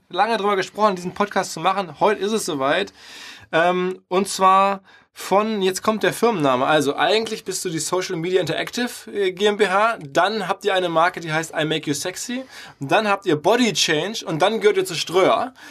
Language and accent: German; Essen, North Rhine-Westphalia, Germany; eine Firma in Essen, meine Heimatstadt, die dort jemanden einstellen möchte.